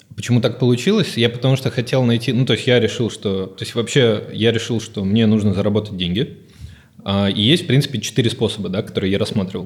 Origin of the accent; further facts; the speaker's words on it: Odesa, Odesa Oblast, Ukraine; moved away; я, собственно, с Украины, из Одессы